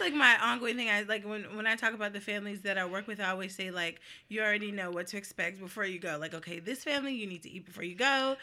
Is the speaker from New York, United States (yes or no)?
no; New Jersey, United States; moved away; I am from New Jersey